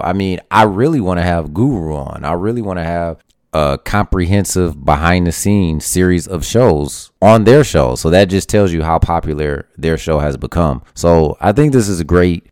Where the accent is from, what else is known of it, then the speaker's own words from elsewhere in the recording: Detroit, Michigan, United States; I've seen things like personally myself growing up on Detroit's West Side